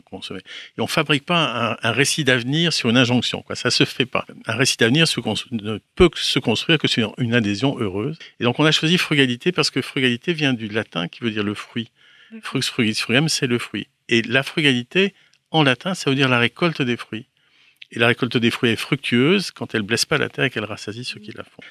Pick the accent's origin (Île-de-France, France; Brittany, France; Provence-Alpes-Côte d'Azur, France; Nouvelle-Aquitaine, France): Brittany, France; Je suis breton